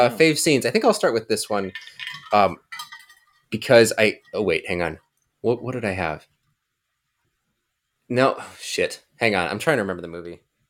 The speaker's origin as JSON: {"language": "English", "region": "the American West", "country": "United States", "tie": "born or raised there", "said": "I guess I was raised in the American West watching a lot of Westerns"}